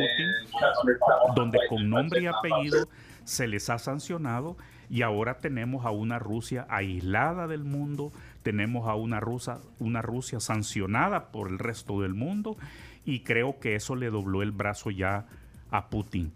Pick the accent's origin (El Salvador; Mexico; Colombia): El Salvador